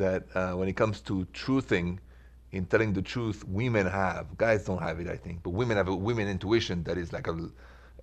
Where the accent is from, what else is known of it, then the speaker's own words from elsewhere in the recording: France; I'm from France